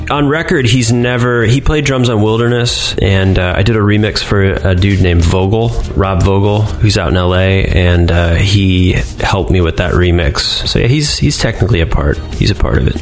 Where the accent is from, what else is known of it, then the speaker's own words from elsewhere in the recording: Cleveland, Ohio, United States; I grew up in Cleveland, Ohio.